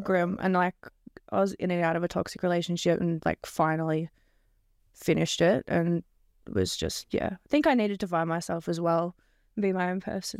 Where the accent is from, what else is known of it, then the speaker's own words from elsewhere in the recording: Melbourne, Victoria, Australia; I'm from Melbourne